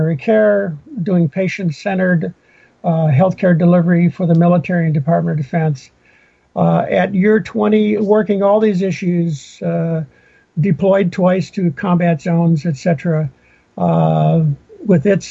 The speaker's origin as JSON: {"language": "English", "region": "Minnesota", "country": "United States", "tie": "born or raised there", "also_born_or_lived": "Fort Lewis, Washington", "moved": "yes", "said": "I grew up in Minnesota"}